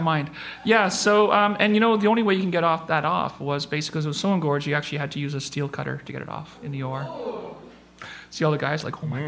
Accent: Northern Ontario, Canada; I grew up in Northern Ontario

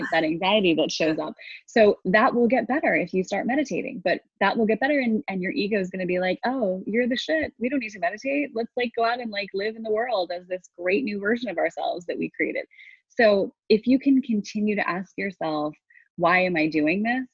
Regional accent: United States; I grew up in New York and New Jersey

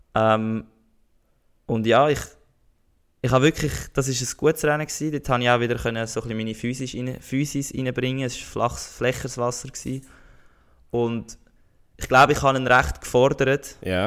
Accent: Switzerland; bei uns in der Schweiz

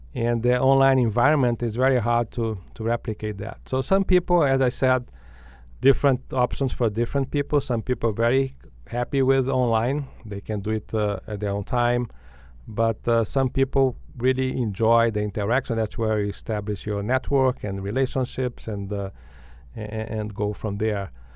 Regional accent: Brazil; moved away as an adult; now in United States; I grew up in Brazil

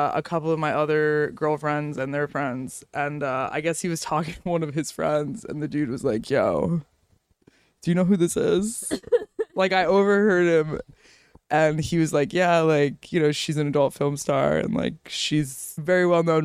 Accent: Miami, Florida, United States; moved away; also born or lived in New York; I grew up in Florida, in Miami

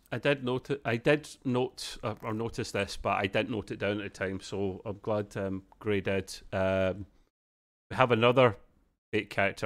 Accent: Scotland, United Kingdom; as a Scotsman myself

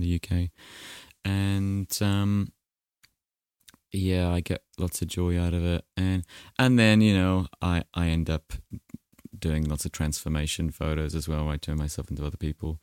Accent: New Zealand

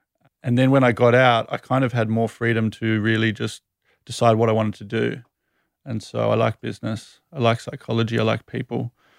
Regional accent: Sydney, New South Wales, Australia; also born or lived in United Kingdom; Sydney, born and raised.

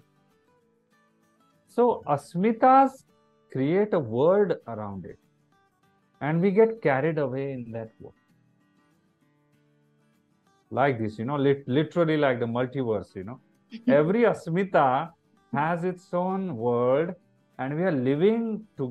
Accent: India; as an Indian citizen.

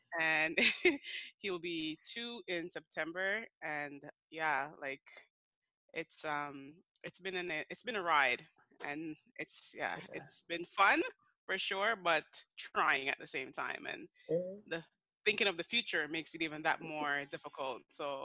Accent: Canada; moved away as an adult; now in United States; Although I'm not American, I'm Canadian living in America

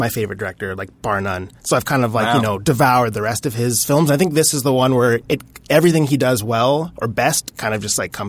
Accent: Saskatchewan, Canada; moved away; also born or lived in Montreal; I grew up in Saskatchewan, but this was in Montreal.

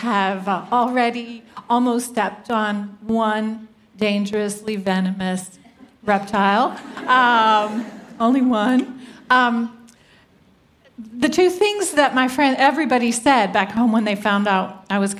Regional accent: the American South, Southern United States, United States; accent: Southern; I'm a Southerner. I kind of tone it down when I travel, so I will be understood, but Southern Americans make an event of our vowels.

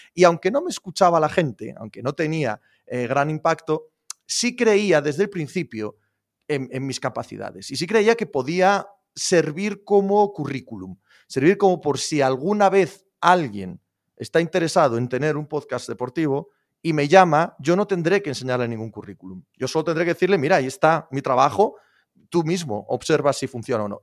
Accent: Spain; soy español

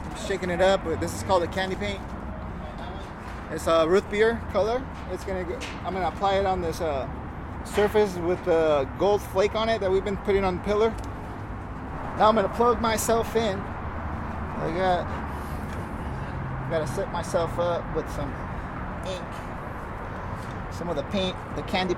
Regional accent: San Diego, California, United States; I am from San Diego, California. I love my city

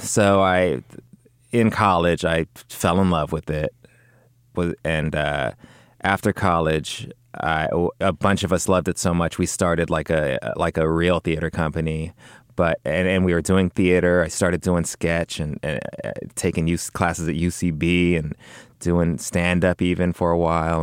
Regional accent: Los Angeles, California, United States; grew up in, uh, West L A, kinda near Culver City.

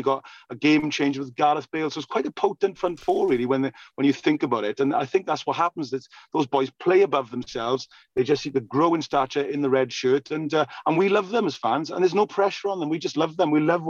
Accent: Wales, United Kingdom; born or raised there

